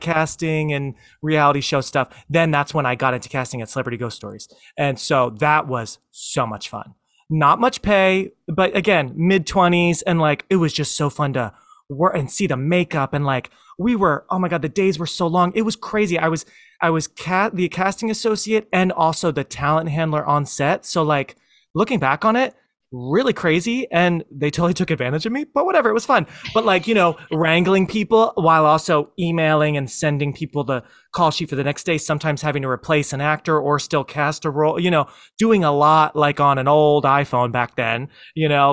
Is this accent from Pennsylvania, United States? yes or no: yes; Philadelphia, Pennsylvania, United States; me growing up in the Philly area